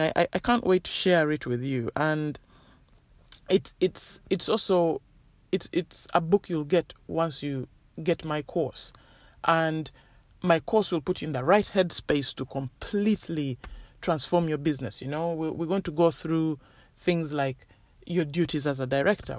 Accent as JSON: {"language": "English", "country": "Uganda", "tie": "born or raised there", "moved": "yes", "said": "I grew up in Uganda"}